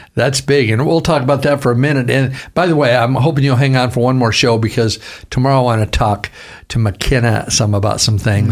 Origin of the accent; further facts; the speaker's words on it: Vancouver, Washington, United States; I'm from Vancouver, Washington.